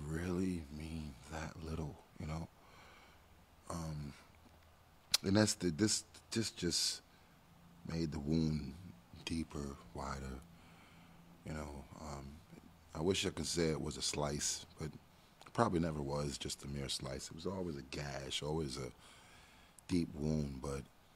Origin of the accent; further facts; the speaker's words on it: New York City, New York, United States; moved away; also born or lived in Washington, D.C.; I'm from Brooklyn. Grew up in the ghetto.